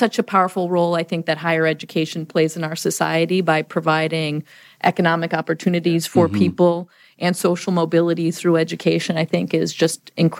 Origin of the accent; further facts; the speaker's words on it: Chicago, Illinois, United States; because I grew up in the Chicago area.